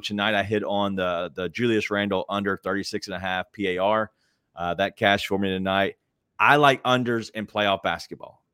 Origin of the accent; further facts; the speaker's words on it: Memphis, Tennessee, United States; I'm from Memphis, uh, born and raised